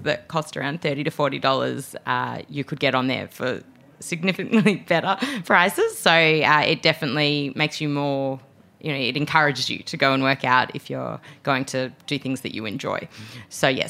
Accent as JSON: {"language": "English", "country": "Australia", "accent": "Australian", "moved": "as an adult", "lives_now": "United States", "said": "I'm Australian, as my accent is alluding to. And so I could use it when I was traveling back to Australia as well as when I'm here in America."}